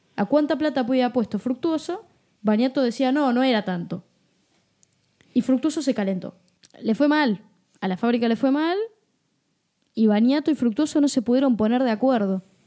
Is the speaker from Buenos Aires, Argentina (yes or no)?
yes; Buenos Aires, Argentina; yo nací en Flores. Este es uno de los barrios porteños de la ciudad de Buenos Aires.